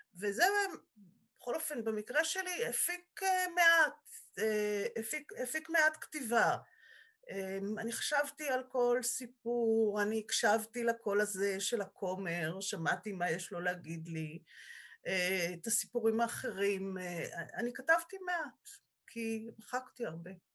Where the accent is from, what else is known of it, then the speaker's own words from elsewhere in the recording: Israel; also born or lived in Sweden; בעלי ואני נולדנו בקיבוץ